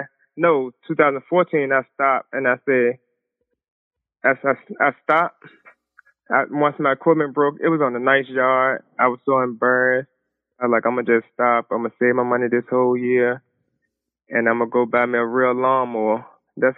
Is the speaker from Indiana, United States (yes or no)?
no; Richmond, Virginia, United States; I'm actually from Richmond, Virginia, the South Side. We've been in Richmond all my life